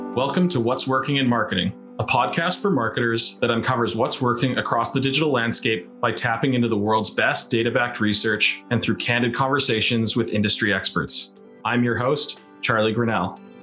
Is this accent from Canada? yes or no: yes; Canada; we are very polite.